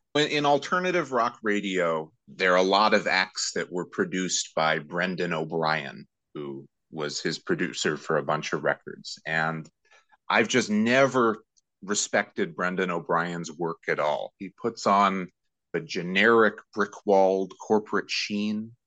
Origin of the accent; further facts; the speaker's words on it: St. Louis, Missouri, United States; now in New York, United States; I'm originally from St. Louis, Missouri, and I'm actually talking to you from from St. Louis right now. But I, I spend most of my year in New York.